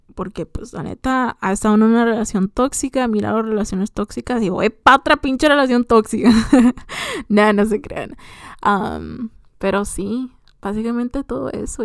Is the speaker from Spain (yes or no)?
no; Morelia, Michoacán, Mexico; soy de Morelia, Michoacán